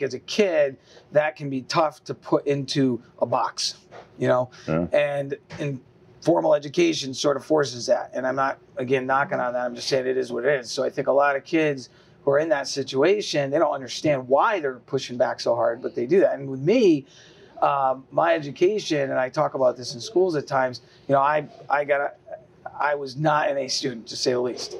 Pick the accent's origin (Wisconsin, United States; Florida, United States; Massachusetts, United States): Massachusetts, United States; Easthampton; also born or lived in Three Rivers, Massachusetts / Westfield, Massachusetts; Most of my life was uh, in East Hampton, Mass